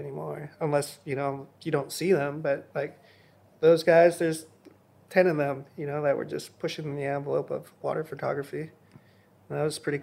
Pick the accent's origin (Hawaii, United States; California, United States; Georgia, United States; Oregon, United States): Hawaii, United States; I was born and raised in Hawaii